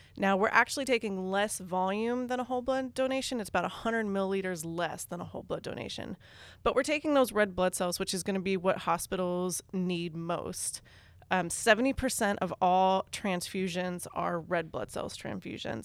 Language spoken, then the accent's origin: English; Northern Virginia, United States; moved away as an adult; also born or lived in Western Kentucky; now in Louisville, United States; I am from Northern Virginia, outside of D C.